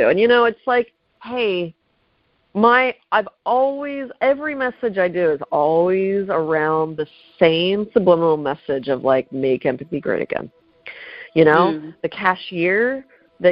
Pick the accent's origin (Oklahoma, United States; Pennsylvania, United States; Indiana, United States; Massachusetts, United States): Pennsylvania, United States; Pittsburgh; moved away as an adult; now in Los Angeles, United States; I'm from Pittsburgh.